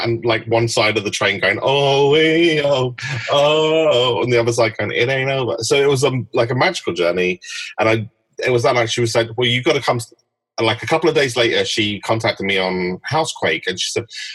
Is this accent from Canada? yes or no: no; London, United Kingdom; I was from London, and I lived in Hackney